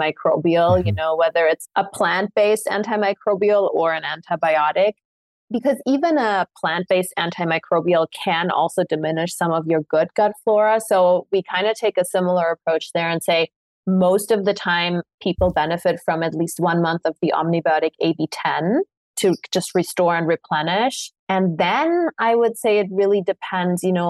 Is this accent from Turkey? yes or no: no; Munich, Bavaria, Germany; moved away; I grew up in Munich for most of my life